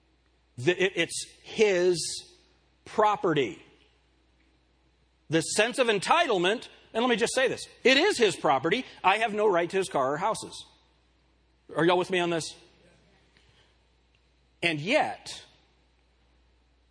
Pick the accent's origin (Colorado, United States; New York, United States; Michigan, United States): Colorado, United States; Pueblo; born in Pueblo, Colorado